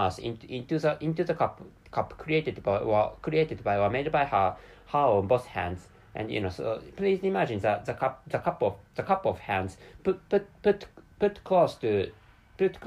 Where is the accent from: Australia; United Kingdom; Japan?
Japan; first language Japanese; English is a second language; I'm a Japanese person, and my mother tongue is Japanese language, which is why, so I can't speak English natively